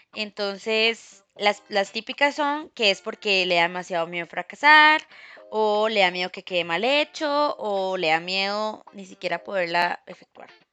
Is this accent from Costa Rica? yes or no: yes; Costa Rica; como buenos ticos